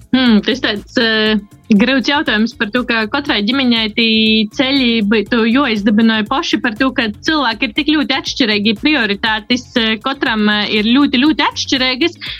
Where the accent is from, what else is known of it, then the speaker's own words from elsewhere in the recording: Rogovka, Latgale, Latvia; Mēs esam izauguši ar dažu kilometru atšķirību. Es esmu no Rogovas, kas ir no Ilžukolna pogosta gailumiem